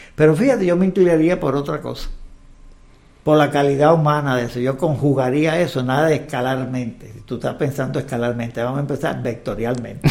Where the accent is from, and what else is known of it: Cuba; born or raised there; moved away as an adult; also born or lived in Havana, Cuba; now in Mexico